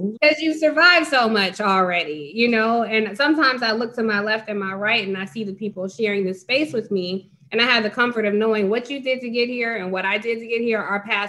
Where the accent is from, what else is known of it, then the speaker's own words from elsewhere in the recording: Atlanta, Georgia, United States; moved away as an adult; also born or lived in Cleveland, Ohio; now in Washington, DC, United States; I was born in Cleveland, grew up in Atlanta, been in DC for 20 years